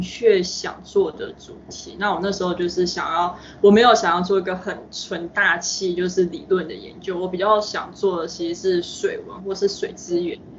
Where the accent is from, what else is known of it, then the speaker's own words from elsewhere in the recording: Taipei, Taiwan; moved away as an adult; also born or lived in New York, United States; now in United States; 我自己是台北市长大的，那就都是大都市